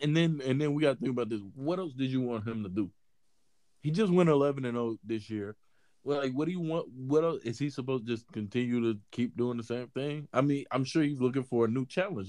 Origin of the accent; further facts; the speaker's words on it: Mississippi, United States; I'm from Mississippi